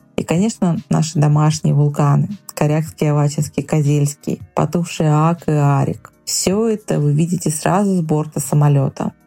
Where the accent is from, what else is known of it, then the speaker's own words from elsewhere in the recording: Vilyuchinsk, Kamchatka Krai, Russia; Это закрытый город, мой родной город